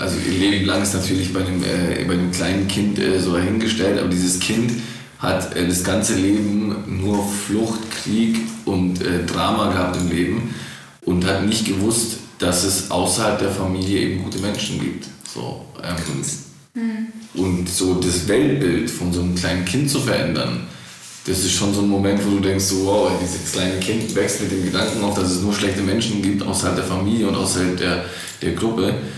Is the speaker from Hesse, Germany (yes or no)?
no; Black Forest, Baden-Württemberg, Germany; now in Stuttgart, Germany; ich bin hier im Schwarzwald auf die Welt gekommen